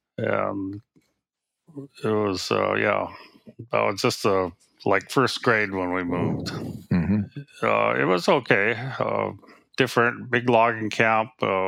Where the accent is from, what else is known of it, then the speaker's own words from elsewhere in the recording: Craig, Alaska, United States; also born or lived in Edna Bay, Alaska; I grew up in Craig, population like 150 for my first 5 years, I guess. And then my stepfather took a job in Edna Bay, which is even smaller. It was a logging camp in 1954 or 55, we went there.